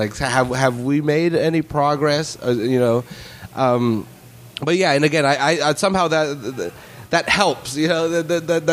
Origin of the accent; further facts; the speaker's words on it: Salinas, California, United States; I'm born and raised in Salinas